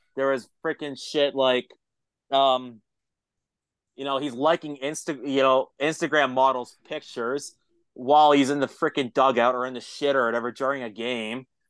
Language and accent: English; an hour away from Toronto, Ontario, Canada; moved away; I grew up in Canada. I'm Canadian